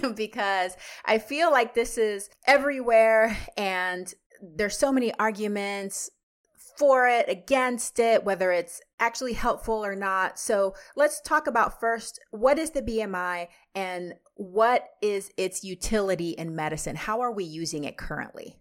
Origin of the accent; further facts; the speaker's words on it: Texas, United States; now in Washington, United States; I grew up in Texas